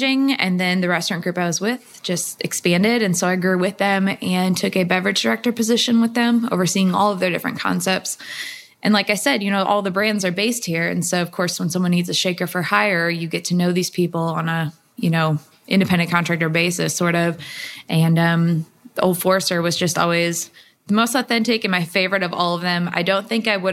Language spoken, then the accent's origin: English; St. Louis, Missouri, United States; moved away as an adult; now in Louisville, United States; I'm originally from St. Louis. I've only been in Louisville for about 5 years now